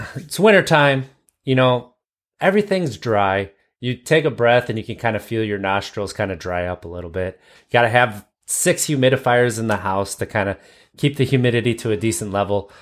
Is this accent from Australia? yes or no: no; Wisconsin, United States; accent: Wisconsin vernacular